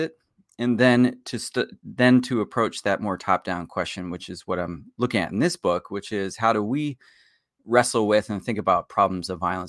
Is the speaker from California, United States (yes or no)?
no; Pennsylvania, United States; I grew up in Pennsylvania, so near, not too far from where you grew up.